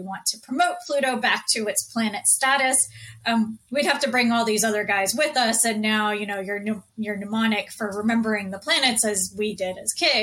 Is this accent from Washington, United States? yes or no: no; Houston, Texas, United States; moved away; I grew up in Houston, Texas